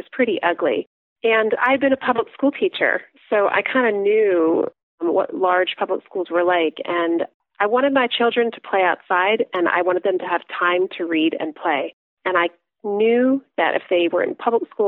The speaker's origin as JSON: {"language": "English", "area": "Lancaster County", "region": "Pennsylvania", "country": "United States", "tie": "born or raised there", "lives_now": "suburbs outside Philadelphia, United States", "said": "I grew up in Lancaster County"}